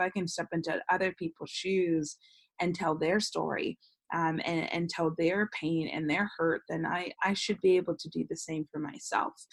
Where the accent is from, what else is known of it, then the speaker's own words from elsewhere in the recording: Bay Area, California, United States; moved away as an adult; now in Los Angeles, United States; I'm born and raised in the Bay Area, but I've lived in Los Angeles for the past 10 years